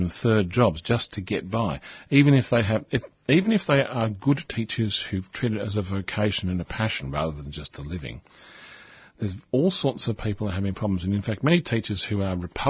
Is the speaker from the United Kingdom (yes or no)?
no; Australia